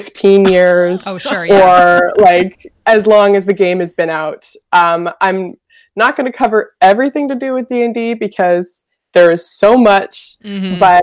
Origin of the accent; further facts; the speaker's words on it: Vancouver, British Columbia, Canada; I'm from Vancouver, Canada